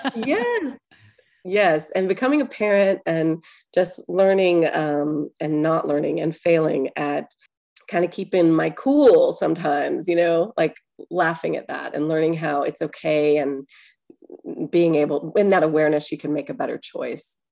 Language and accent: English; Atlanta, Georgia, United States; I'm from Atlanta, born at Piedmont Hospital